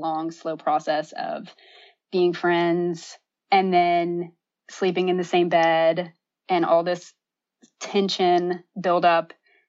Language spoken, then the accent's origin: English; Atlanta, Georgia, United States; I'm from Atlanta.